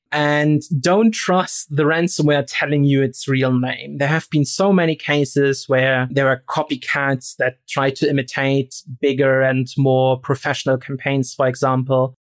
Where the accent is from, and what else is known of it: Rostock, Mecklenburg-Vorpommern, Germany; moved away